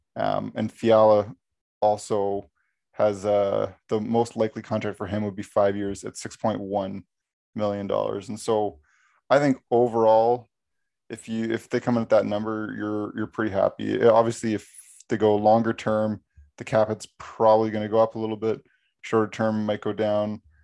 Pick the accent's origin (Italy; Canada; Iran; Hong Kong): Canada; we're from Canada